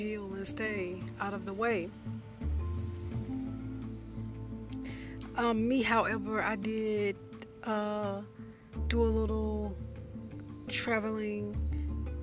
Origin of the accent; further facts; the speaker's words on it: the South, United States; I'm from the South